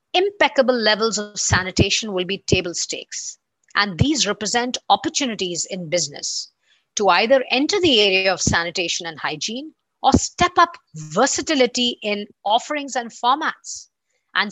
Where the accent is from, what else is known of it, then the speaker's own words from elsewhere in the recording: India; my home country, India